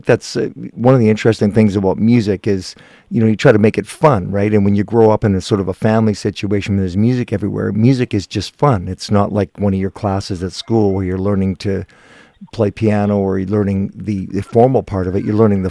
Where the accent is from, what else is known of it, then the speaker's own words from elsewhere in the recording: Guelph, Ontario, Canada; moved away; I'm from Guelph originally, so I had lots of family around there. Still do.